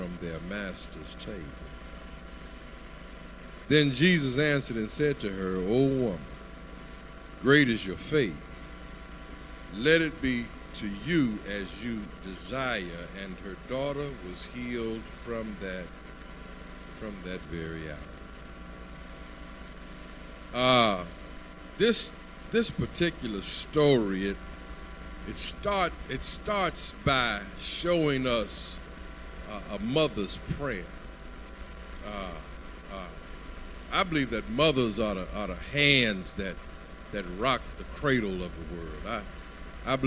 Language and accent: English; Lubbock, Texas, United States; moved away; I was born in Lubbock